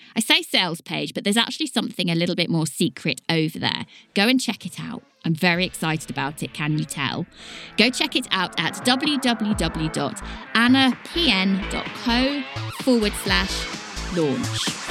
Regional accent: Leighton Buzzard, East of England, United Kingdom; accent: Leighton Buzzard; My accent is a very much a Leighton Buzzard accent, and we are known for dropping our T's and our D's.

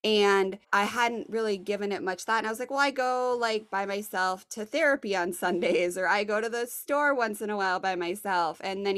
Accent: Richmond, Virginia, United States; So when I say I'm from Richmond, people here are like, big deal, cool.

